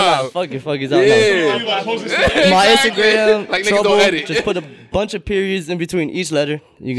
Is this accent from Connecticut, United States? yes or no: yes; Hartford, Connecticut, United States; We're from what Hartford.